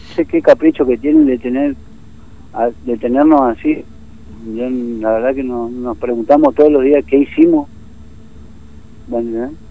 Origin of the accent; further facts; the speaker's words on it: Laguna Blanca, Formosa, Argentina; moved away; soy de Laguna Blanca, de donde la cuna del gobernador y del vicegobernador